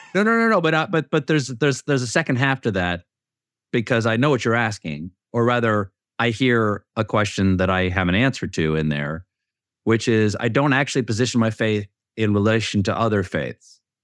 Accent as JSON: {"language": "English", "town": "Charleston", "region": "South Carolina", "country": "United States", "tie": "born or raised there", "said": "I grew up in Charleston, South Carolina"}